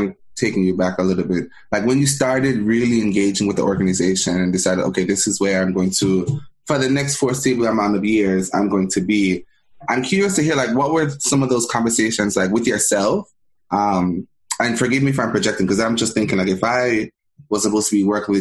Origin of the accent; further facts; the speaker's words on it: Jamaica; moved away; I'm from Jamaica and I grew up there